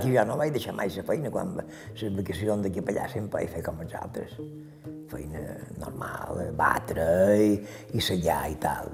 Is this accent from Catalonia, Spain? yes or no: no; Manacor, Balearic Islands, Spain; Som de Manacor, però no he viscut a Manacor. He viscut sempre fora de vila.